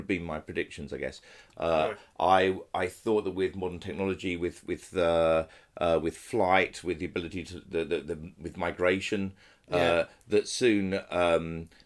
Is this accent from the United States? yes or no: no; England, United Kingdom; I kind of always knew I was English, born in England